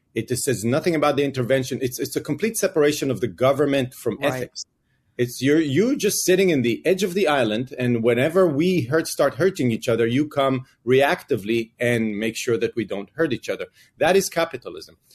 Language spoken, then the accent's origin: English; Israel; moved away as an adult; now in United States; I grew up in Israel